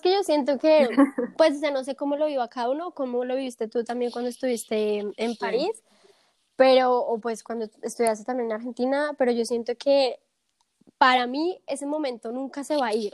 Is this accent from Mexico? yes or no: no; Bogotá, Colombia; moved away as an adult; now in Munich, Germany; soy colombiana de Bogotá, y me mudé hace más o menos tres años y un poquito más a Alemania, específicamente al sur, a Múnich.